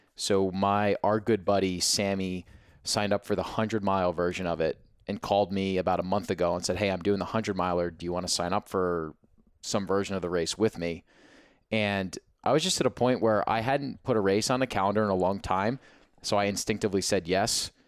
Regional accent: New Jersey, United States; we're both from Jersey

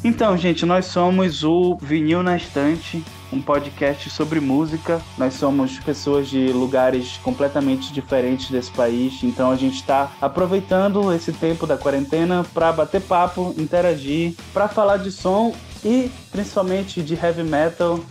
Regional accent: Belém, Pará, Brazil; now in Manaus, Brazil; sou de Belém, mas moro em Manaus desde 2013

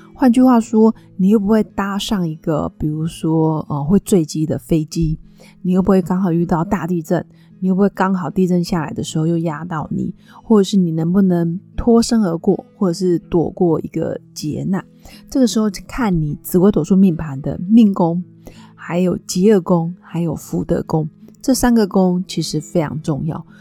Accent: Nantou County, Taiwan; 我的老家是在南投镇阳

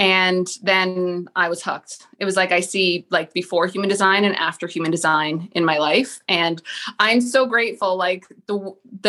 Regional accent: Toronto, Ontario, Canada; now in Millbrook, Canada; I am born in the Greater Toronto area. So I was born in Scarborough, but I currently reside in a little country town called Millbrook, which is about 15 minutes outside of Peterborough

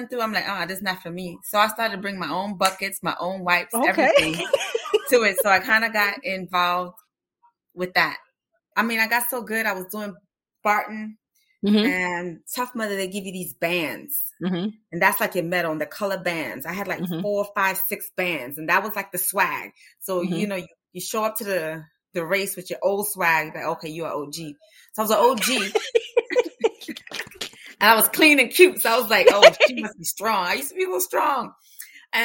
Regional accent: New York, United States; now in Austin, United States; I grew up in New York

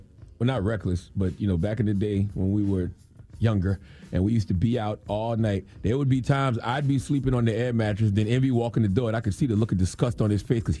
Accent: Moncks Corner, South Carolina, United States; because the Braves used to always be on TV growing up in Monk's Corner, South Carolina.

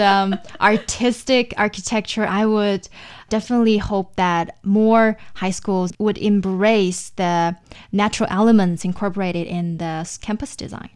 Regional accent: China; for most of the Chinese middle schools or high schools, we have this designated buildings

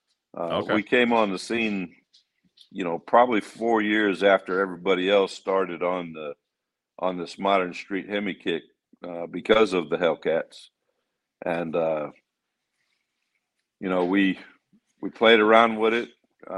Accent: St. Charles, Missouri, United States; We came from St. Charles, Missouri, which is one of the hot rod capitals of America.

